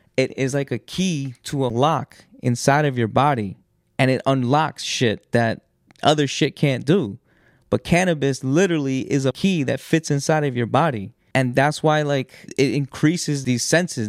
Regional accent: New York, United States; growing up in New York, in these states, in these public schools

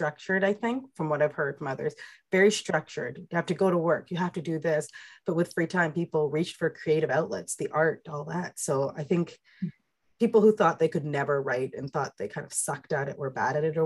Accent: England, United Kingdom; I'm British, I'm from England.

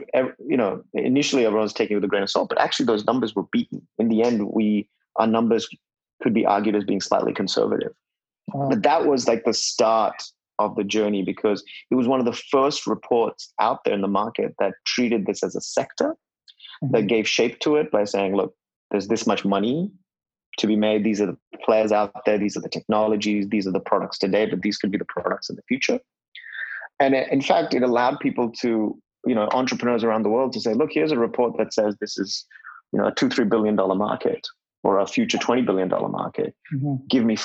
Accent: India; in my early days growing up in India, my hometown would have at least 6-7 hours of kerosene use each day

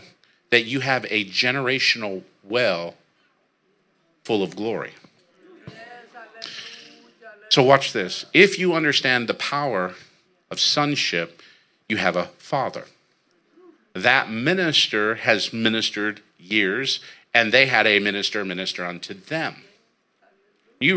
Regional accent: San Jose, California, United States; now in Merced, United States; I was born and raised right here in San Jose, California

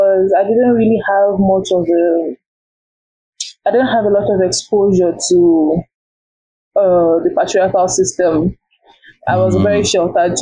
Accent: Nigeria; I'm a Nigerian.

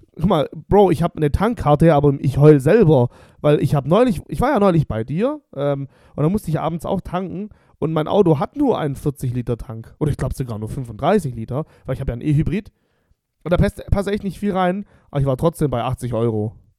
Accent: Bosnia & Herzegovina; now in Germany; mein Heimatland Bosnien.

